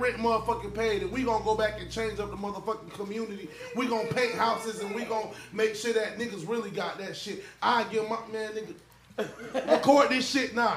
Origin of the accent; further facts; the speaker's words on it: Tampa, Florida, United States; now in Atlanta, United States; I'm from Tampa. Born and raised, got it tatted on me